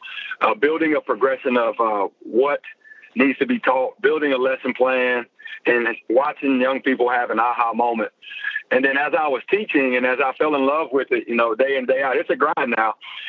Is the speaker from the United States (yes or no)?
yes; Memphis, Tennessee, United States; Well, you know, I'm originally from Memphis, Tennessee. At least that's where I played high school football. I moved around a good bit when I was younger